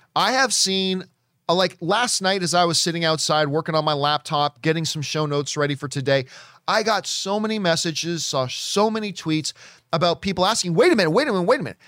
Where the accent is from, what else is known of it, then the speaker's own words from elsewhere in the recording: Hamilton, Ontario, Canada; now in Los Angeles, United States; My hometown, Hamilton, Ontario, Canada